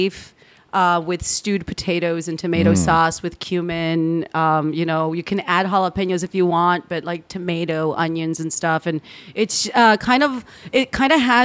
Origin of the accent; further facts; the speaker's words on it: McAllen, Texas, United States; my hometown area is McAllen, Texas